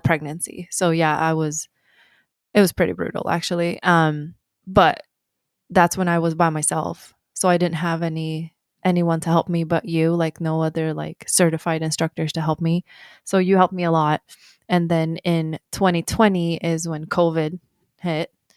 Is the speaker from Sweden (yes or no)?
yes; Sweden; moved away as an adult; I was born in Sweden